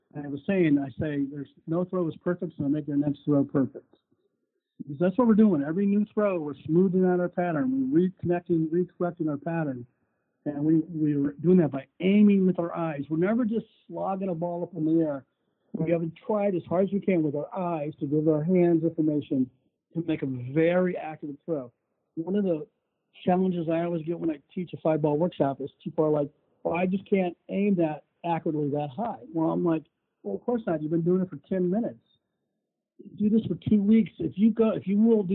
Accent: St. Louis, Missouri, United States; moved away as an adult; also born or lived in Philadelphia / New Jersey; I lived in St. Louis my whole life

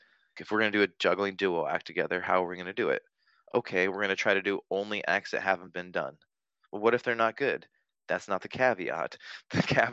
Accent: Vancouver, Washington, United States; It's in my hometown

